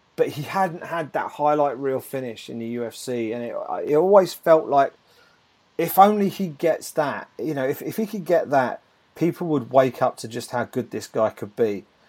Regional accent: United Kingdom; as a Brit

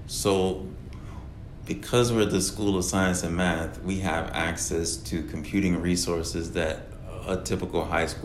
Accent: Oxford, North Carolina, United States; I'm from North Carolina and Durham is really close to where I'm from, a small town, Oxford, North Carolina, shout out to Oxford, North Carolina, I'm working with two teachers from my home high school

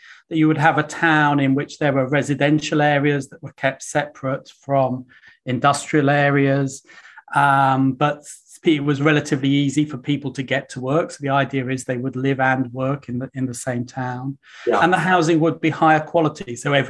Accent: Welwyn Garden City, East of England, United Kingdom; I grew up in a town you would almost certainly never have heard of, called Welling Garden City, which is, as a population, about 40,000. It's about 25 miles north of London.

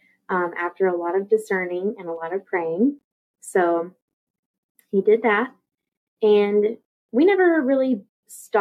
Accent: Houston, Texas, United States; also born or lived in Corpus Christi, Texas; I live in Houston, Texas. Been here pretty much my whole life. We moved here when I was 7 from Corpus Christi for my dad's job

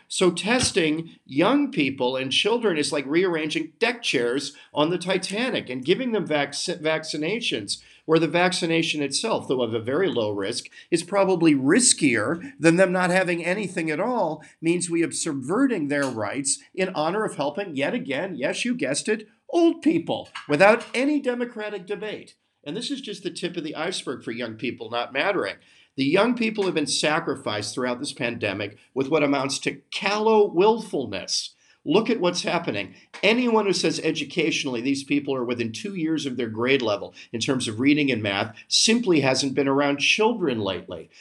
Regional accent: United States

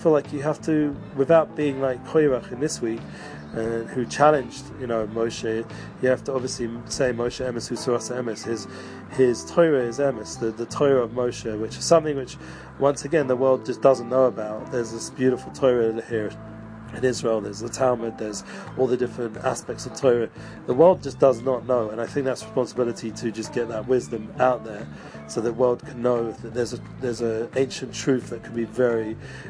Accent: England, United Kingdom; accent: English; moved away as an adult; growing up in England

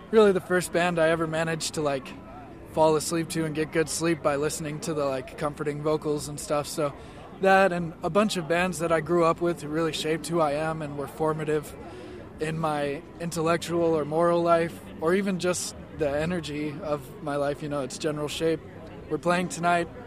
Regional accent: Dana Point, California, United States; I'm from Dana Point, California.

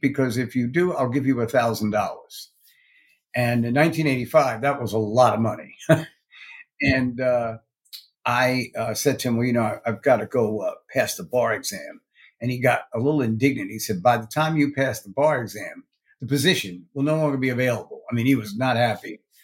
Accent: New York City, New York, United States; also born or lived in Westchester County, New York; I was born in Brooklyn, New York

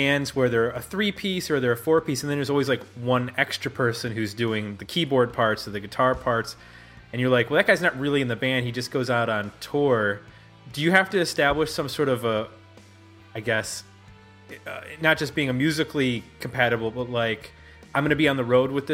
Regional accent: Buffalo, New York, United States; moved away; also born or lived in Detroit / Ohio; Growing up in Buffalo

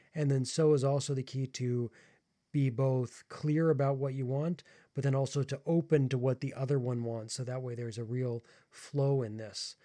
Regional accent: United States; I am American

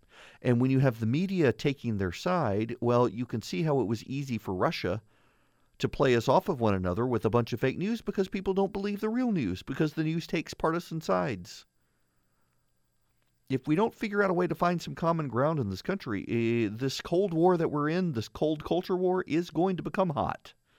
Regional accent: Dubai, United Arab Emirates; now in United States; I've got a UNESCO cookbook from when I was a kid. It was a big thing growing up in Dubai.

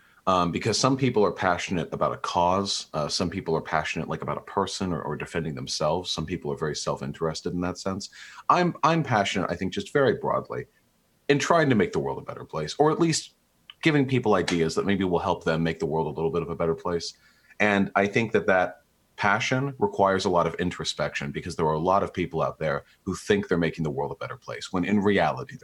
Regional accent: California, United States; I grew up in California

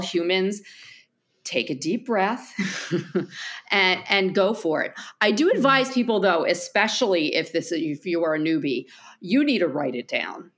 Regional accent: New Jersey, United States; accent: New Jersey; my accent from New Jersey

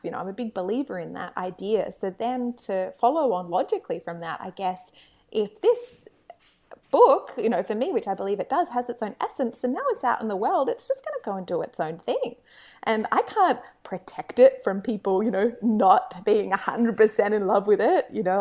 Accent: Australia; being Australian

